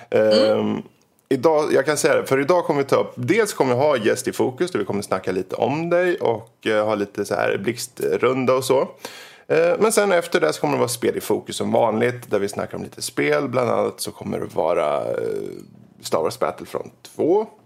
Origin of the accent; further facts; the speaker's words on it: Finland; Mm, jag är finne.